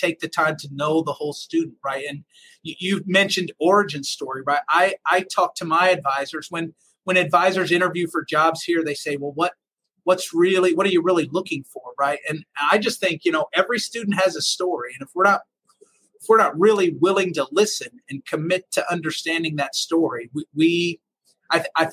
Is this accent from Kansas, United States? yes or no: no; Evansville, Indiana, United States; moved away as an adult; also born or lived in Iowa; I'm at the University of Southern Indiana is in my hometown